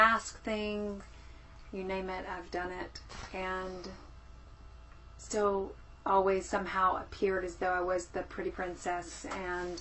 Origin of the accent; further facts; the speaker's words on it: South Carolina, United States; accent: southern; I'm originally from South Carolina, born and raised